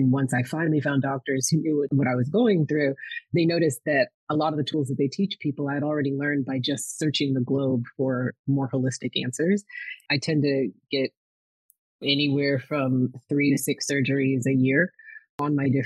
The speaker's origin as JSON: {"language": "English", "town": "Minneapolis", "region": "Minnesota", "country": "United States", "tie": "born or raised there", "said": "I was born in Minnesota, in Minneapolis, Minnesota, where Prince became famous"}